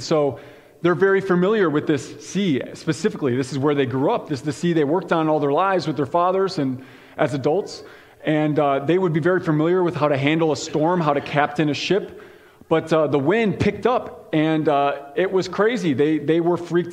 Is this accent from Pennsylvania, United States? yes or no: no; Chicago, Illinois, United States; now in Iowa, United States; I grew up in Chicago